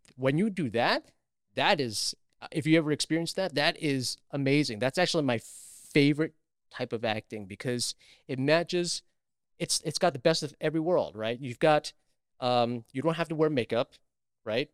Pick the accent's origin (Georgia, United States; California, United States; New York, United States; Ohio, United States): New York, United States; New York City; I grew up in Queens, New York